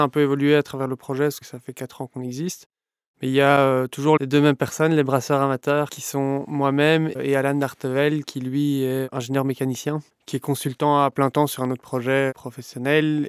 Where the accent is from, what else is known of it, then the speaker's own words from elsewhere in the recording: Brussels, Brussels-Capital Region, Belgium; Je suis bruxellois, j'ai 35 ans.